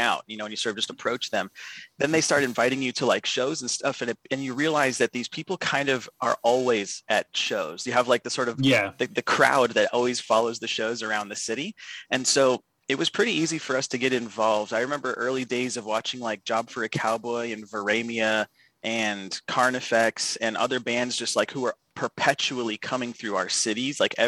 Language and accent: English; Arizona, United States; Born and raised in Arizona